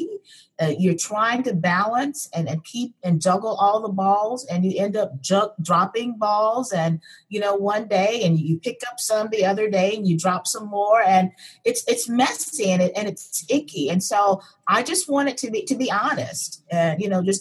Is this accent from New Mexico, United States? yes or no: no; Memphis, Tennessee, United States; I grew up in Memphis, Tennessee